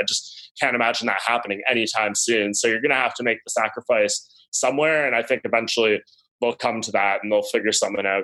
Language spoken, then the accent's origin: English; Canada; also born or lived in Toronto; I'm the Canadian homer here up in Toronto